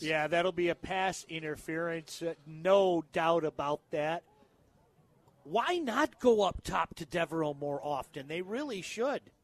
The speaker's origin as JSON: {"language": "English", "town": "Livonia", "region": "Michigan", "country": "United States", "tie": "born or raised there", "lives_now": "Northville, United States", "said": "that's where it was in Livonia. I grew up at Seven and Merriman."}